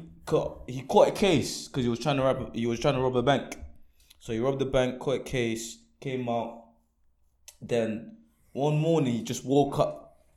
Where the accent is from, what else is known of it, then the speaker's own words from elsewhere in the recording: London, United Kingdom; I'm from London, though.